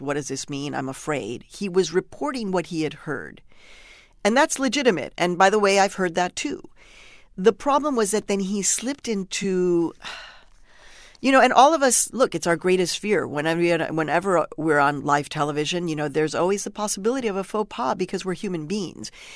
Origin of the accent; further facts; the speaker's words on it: Chicago, Illinois, United States; also born or lived in Mexico / New York City; now in New York, United States; I was born in Mexico, but I was raised in Chicago